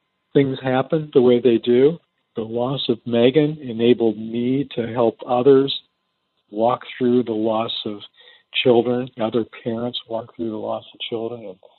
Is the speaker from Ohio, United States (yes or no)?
yes; Defiance, Ohio, United States; also born or lived in Kentucky / India / Toledo, Ohio; I was born in a little town in Ohio called Defiance